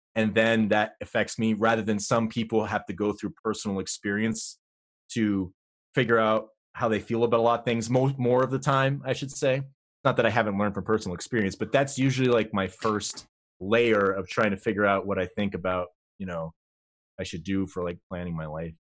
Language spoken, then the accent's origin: English; Vermont, United States; I grew up in Vermont